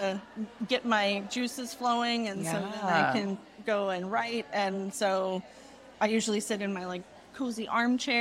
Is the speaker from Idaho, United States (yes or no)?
no; North Carolina, United States; I'm from North Carolina, and I'm a dyer